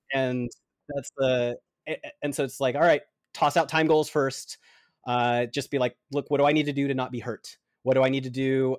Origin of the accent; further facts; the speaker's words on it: Atlanta, Georgia, United States; I was born in Atlanta. I love the Georgia heat.